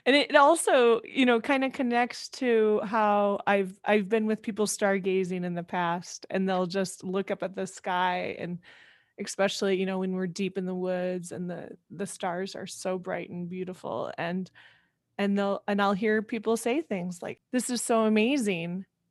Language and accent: English; Iowa, United States; now in Chicago, United States; I live in Chicago now, I grew up in Iowa